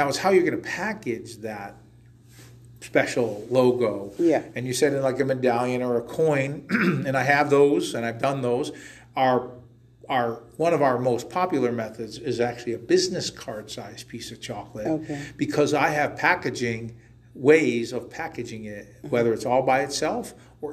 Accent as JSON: {"language": "English", "town": "Waterbury", "region": "Connecticut", "country": "United States", "tie": "born or raised there", "also_born_or_lived": "Southington", "said": "I was born and raised in Waterbury"}